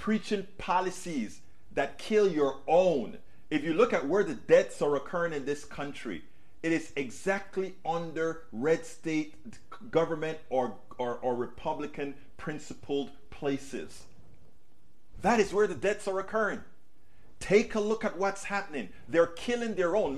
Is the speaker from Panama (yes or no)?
yes; Panama; moved away; I was raised in Panama